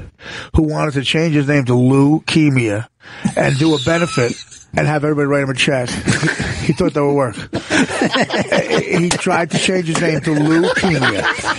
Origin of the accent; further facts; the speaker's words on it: New Jersey, United States; I come from Italians in North Jersey.